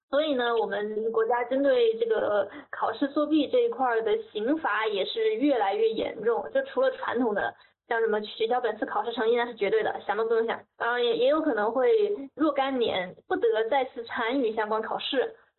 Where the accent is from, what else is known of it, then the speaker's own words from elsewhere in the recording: Hubei, China; 我是湖北的